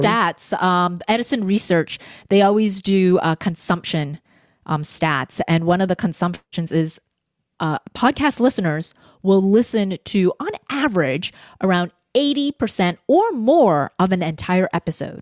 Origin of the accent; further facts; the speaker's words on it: Vancouver, British Columbia, Canada; I was born in Vancouver, so I had this duality of I'm a Canadian